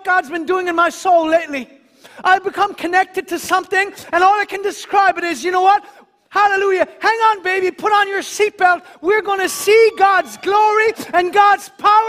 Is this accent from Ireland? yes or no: yes; Ireland; myself as an Irishman